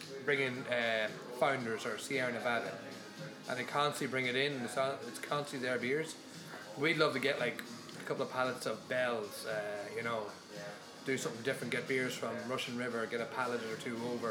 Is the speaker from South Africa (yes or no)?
no; County Donegal, Ireland; now in Dublin, Ireland; there's my hometown, there's Donegal Brewing